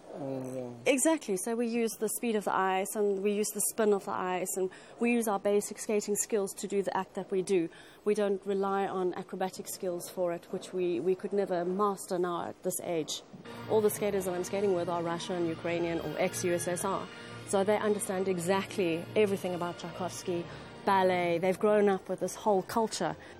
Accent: Cape Town, Western Cape, South Africa; I was a skater from Cape Town South Africa, which, as everyone knows, is not an ice skating nation at all

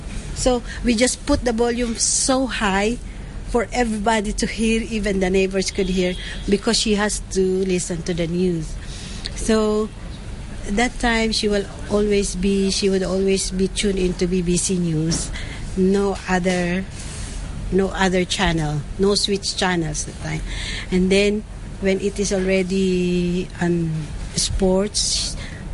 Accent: Philippines; moved away as an adult; now in Hong Kong; I'm from the Philippines, and I've been here in Hong Kong for 9 years.

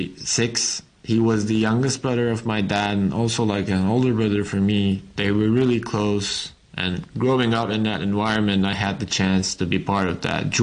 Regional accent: Berlin, Germany; I'm from Berlin.

